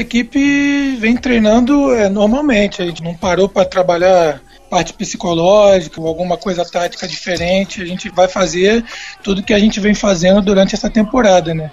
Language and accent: Portuguese; Rio de Janeiro, Brazil; also born or lived in São Paulo; eu sou carioca, fiquei em São Paulo